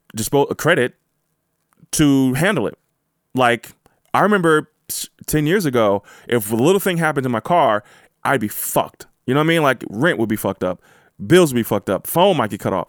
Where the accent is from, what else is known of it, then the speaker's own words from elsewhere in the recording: United States; I am from America. I was born in America.